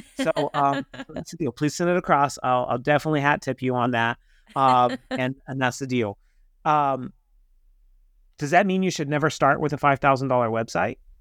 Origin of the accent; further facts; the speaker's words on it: Kansas, United States; I'm from Kansas